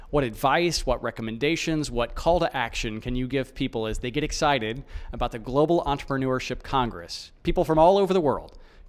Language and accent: English; Melbourne, Victoria, Australia; from Melbourne, saying thanks for listening.